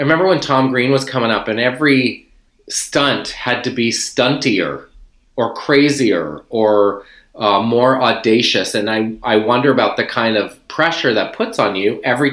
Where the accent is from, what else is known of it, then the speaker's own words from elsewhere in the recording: outside of Charlottetown, Prince Edward Island, Canada; I grew up in Prince Edward Island, outside of Charlottetown.